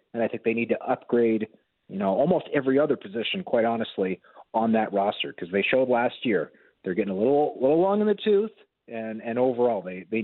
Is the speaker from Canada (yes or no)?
yes; Canada; as a Canadian and a Canadian sports fan